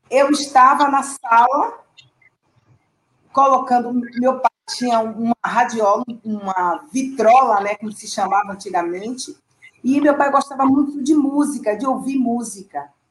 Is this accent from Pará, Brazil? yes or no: no; Salvador, Bahia, Brazil; eu sou do bairro da Liberdade, o bairro onde nasceu, né, onde foi criado o bloco Ileaê